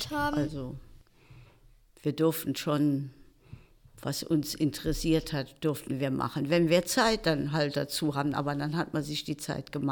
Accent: Brotdorf, Saarland, Germany; ja, also bei uns, äh, Sport war bei uns in Brodorf immer, gab es immer eine Sporthalle.

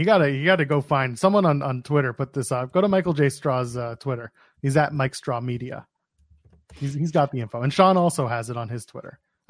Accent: Canada; I don't use the Peacock app because I'm Canadian.

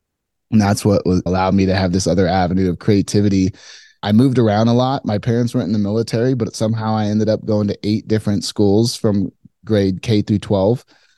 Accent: Phoenix, Arizona, United States; So I grew up in Phoenix. Very hot place.

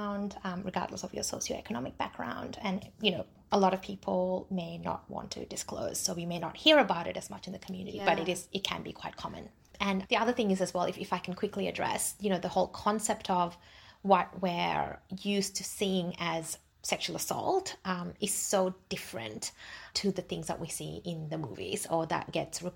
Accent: Australia; also born or lived in Jaffna, Sri Lanka; I was born in Jaffna, so I identify as a Tamil. We migrated to Australia when I was 8

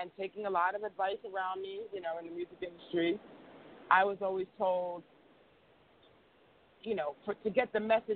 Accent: New York City, New York, United States; we grew up on the Midtown East Side

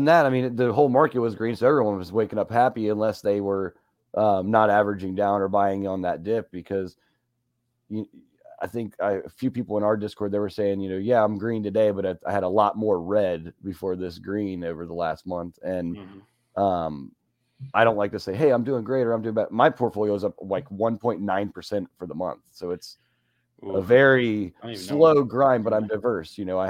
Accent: Las Vegas, Nevada, United States; now in Ohio, United States; I was born in Vegas, raised on the horse track, kind of like Joel.

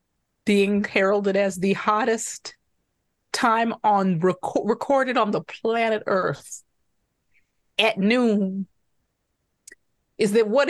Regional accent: Detroit, Michigan, United States; I grew up in Detroit and my parents both worked for Ford.

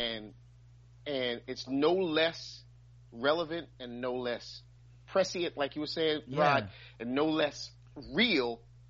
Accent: New York City, New York, United States; I'm from Brooklyn

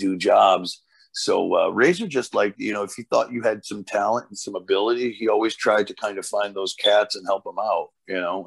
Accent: United States; first language Portuguese; English is a second language; also born or lived in Portugal (ancestry); my folks immigrated to America in 1970. I was born here in 73

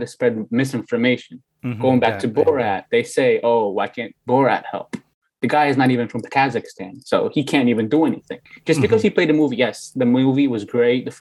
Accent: Uzbekistan; also born or lived in Bukhara, Uzbekistan / Tashkent, Uzbekistan; now in New York, United States; I was born in a small village in Bukhara. It's called Rijdvan. I don't know if you guys have heard of it. It's a small village. I grew up in Rijdvan. I also lived in Tashkent, the city of Uzbekistan

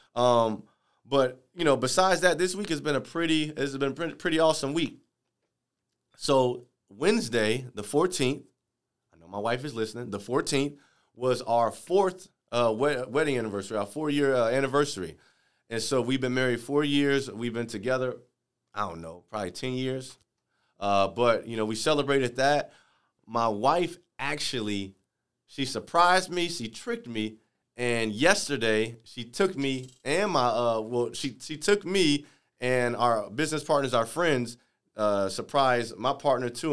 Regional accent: Chicago, Illinois, United States; moved away; I'm from Chicago

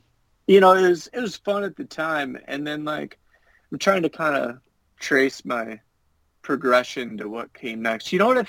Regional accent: Illinois, United States; also born or lived in Virginia / Utah / New Hampshire; I've lived in Virginia, Utah. I'm from Illinois. Lived in New Hampshire for a while.

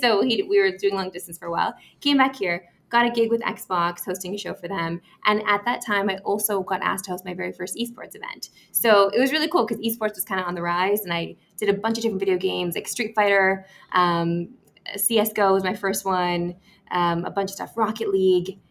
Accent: Saskatoon, Saskatchewan, Canada; moved away as an adult; also born or lived in Vancouver; now in Toronto, Canada; So I grew up in Saskatoon

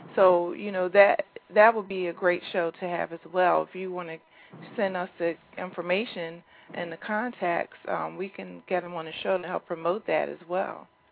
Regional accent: Philadelphia, Pennsylvania, United States; I was born and raised in Philadelphia myself

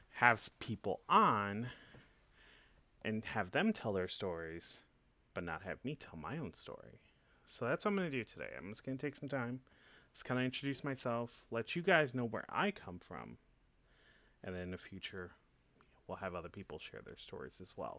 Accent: Hanover Park, Illinois, United States; now in Tampa, United States; I'm originally from Chicago, uh, from a small suburb in a northwest suburb. It's called Hanover Park.

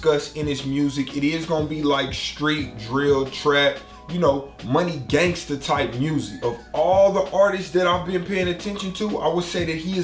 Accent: Tulsa, Oklahoma, United States; I'm from Tulsa, Oklahoma

